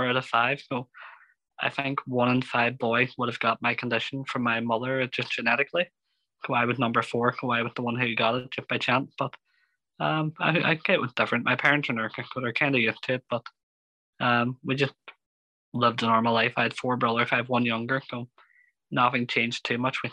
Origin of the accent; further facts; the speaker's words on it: Derry, Northern Ireland, United Kingdom; I'm 29. I'm from Derry and I have a degree in social work